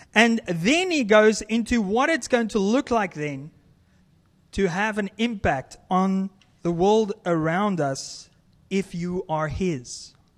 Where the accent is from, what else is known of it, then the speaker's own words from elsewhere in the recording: South Africa; moved away; as a South African, I love to barbecue or braai as we, we call it